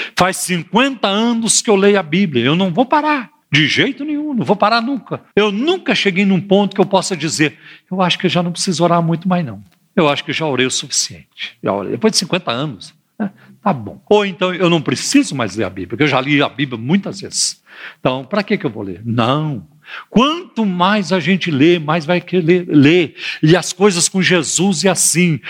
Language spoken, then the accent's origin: Portuguese; Minas Gerais, Brazil; now in São Paulo, Brazil; Lá em Minas Gerais, onde eu nasci